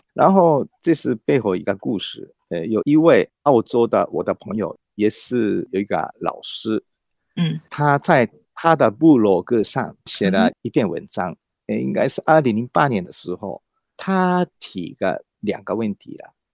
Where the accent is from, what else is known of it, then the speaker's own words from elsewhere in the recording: Japan; first language Japanese; Chinese is a second language; moved away as an adult; also born or lived in Beijing / Australia; now in Taiwan; 日文来讲，呃，我的，用嗯哼。我的母语来讲